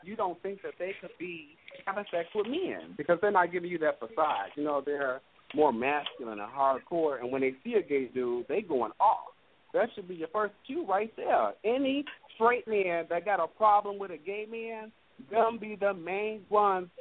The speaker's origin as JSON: {"language": "English", "town": "Gary", "region": "Indiana", "country": "United States", "said": "I'm from Gary"}